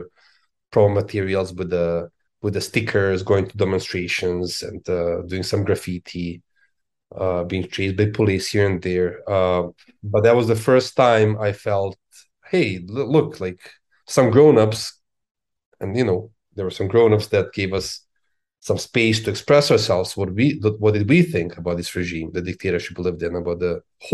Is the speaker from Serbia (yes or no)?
yes; Belgrade, Serbia; now in Washington D.C., United States; I was born in Belgrade.